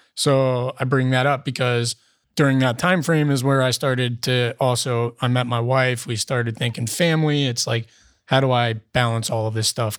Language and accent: English; Cincinnati, Ohio, United States; moved away as an adult; also born or lived in California; now in Columbus, United States; I'm from Cincinnati.